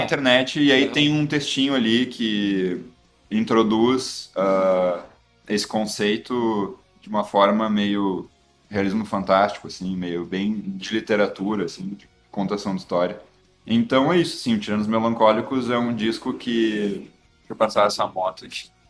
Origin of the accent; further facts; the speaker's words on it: Porto Alegre, Rio Grande do Sul, Brazil; accent: gaúcho, porto-alegrense; o sotaque gaúcho, porto-alegrense